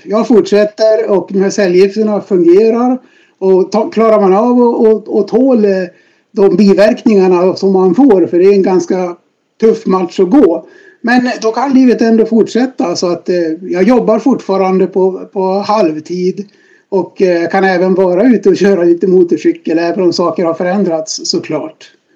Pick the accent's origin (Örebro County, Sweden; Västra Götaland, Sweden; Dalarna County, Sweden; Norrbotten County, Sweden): Dalarna County, Sweden; moved away as an adult; now in Stockholm, Sweden; född och uppvuxen i Dalarna, ute på landet i en eh, liten by i Sverige